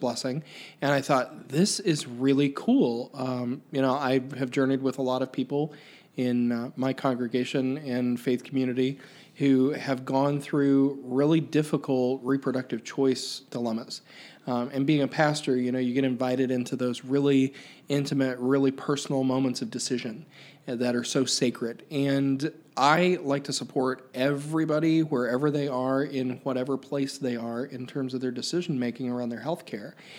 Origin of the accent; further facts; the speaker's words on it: Pike County, Ohio, United States; I grew up in Pike County, which is just south of Chillicothe